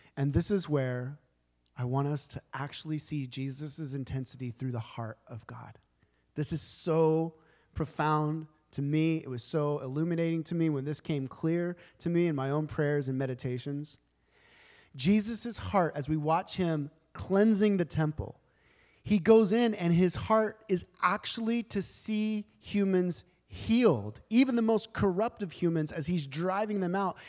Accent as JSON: {"language": "English", "country": "United States", "said": "as modern Americans"}